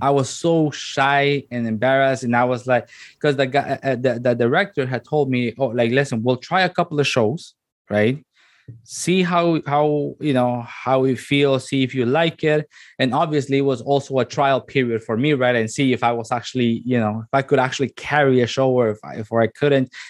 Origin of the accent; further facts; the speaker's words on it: La Ceiba, Atlántida, Honduras; also born or lived in Tegucigalpa, Honduras; now in Canada; once my mom graduated, then I moved to La Ceiba